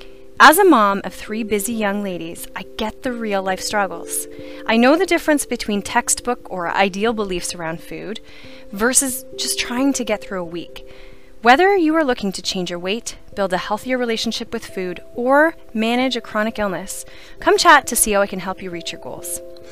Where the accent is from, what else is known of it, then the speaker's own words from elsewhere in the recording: Ontario, Canada; Being born and raised in Renfrew County, the diverse rural setting has encouraged me to expand my nutritional expertise